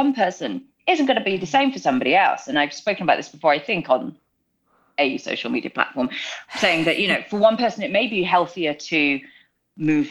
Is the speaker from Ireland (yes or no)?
no; United Kingdom; moved away as an adult; now in Los Angeles, United States; I'm from the UK, born and raised. We moved out to LA 2018.